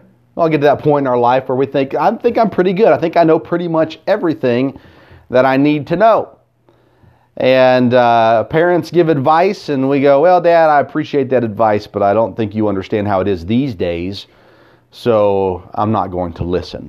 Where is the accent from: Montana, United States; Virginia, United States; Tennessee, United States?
Tennessee, United States; I grew up here in the South in Tennessee